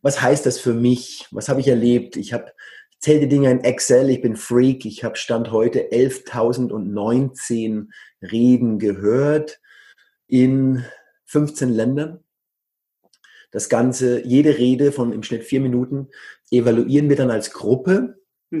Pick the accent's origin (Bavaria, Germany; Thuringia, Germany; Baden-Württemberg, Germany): Bavaria, Germany; Coburg; moved away as an adult; also born or lived in Bamberg / Berlin; now in Barcelona, Spain; Ich bin Oberfranke aus Coburg. Da kennt ihr die Hook. Da bin ich her ursprünglich